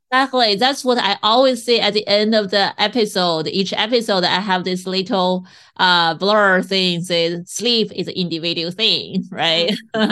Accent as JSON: {"language": "English", "country": "China", "tie": "born or raised there", "moved": "yes", "said": "I grew up in China"}